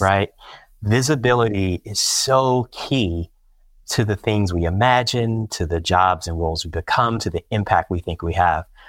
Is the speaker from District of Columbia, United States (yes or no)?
yes; Washington, District of Columbia, United States; my hometown of Washington, D C